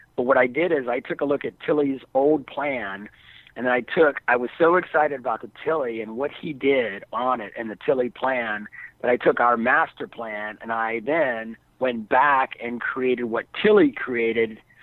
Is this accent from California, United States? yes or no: no; Philadelphia, Pennsylvania, United States; I'm from Philadelphia. Now I'm from the wrong side of Philadelphia. I'm from South Philly